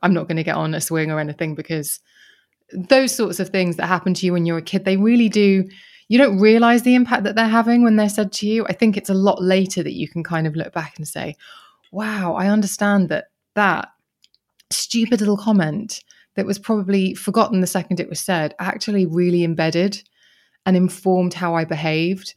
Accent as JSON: {"language": "English", "area": "Kent", "region": "South East England", "country": "United Kingdom", "tie": "born or raised there", "said": "I grew up in Kent."}